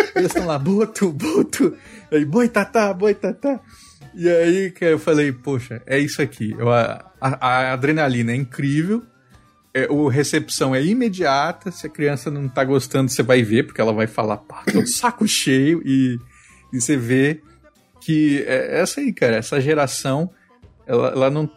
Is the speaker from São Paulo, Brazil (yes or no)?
no; Mato Grosso do Sul, Brazil; Onde eu nasci, lá em Mato Grosso do Sul, é, né, quando eu era criança, tinha vaca no entorno ali.